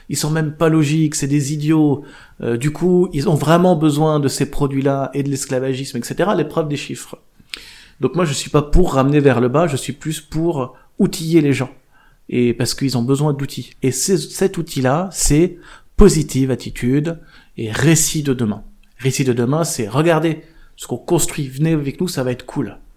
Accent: Charente, Nouvelle-Aquitaine, France; Charente. Je suis né en Charente.

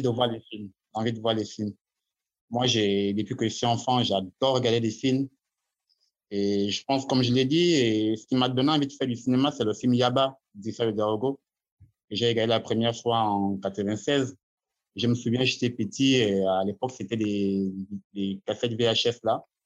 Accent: Gabon; en tant qu'Africain, en tant que Gabonais

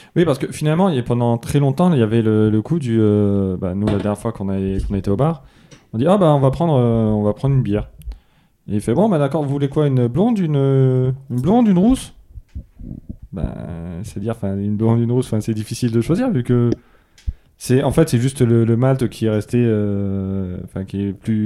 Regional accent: southern France, France; je suis du sud

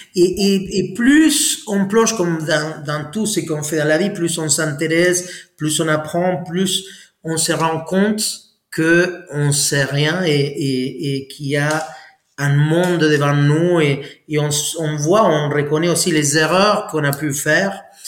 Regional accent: Argentina; French is a second language; moved away as an adult; now in France; Je suis parti à 23 ans d'Argentine pour euh, pour la France et voilà, ça fait 24 ans là

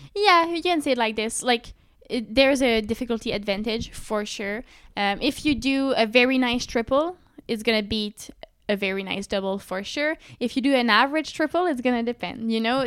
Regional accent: Sherbrooke, Quebec, Canada; Sherbrooke, my hometown

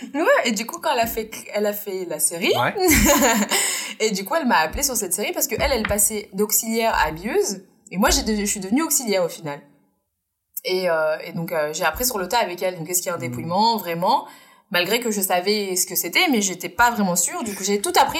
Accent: France; Je suis née en France, mais je suis indienne

